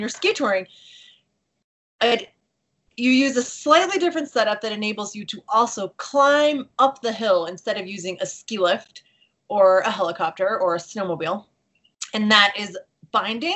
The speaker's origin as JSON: {"language": "English", "area": "Long Island", "region": "New York", "country": "United States", "tie": "born or raised there", "moved": "yes", "said": "I'm from Long Island. My family did not ski."}